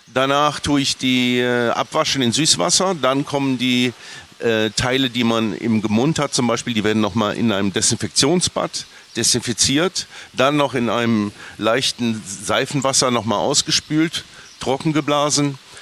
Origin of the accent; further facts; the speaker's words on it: Bonn, North Rhine-Westphalia, Germany; Ich bin Rheinländer, wie du auch. Ich komme ja. ganz aus der Nähe. Stück vom Rheinland, Bonn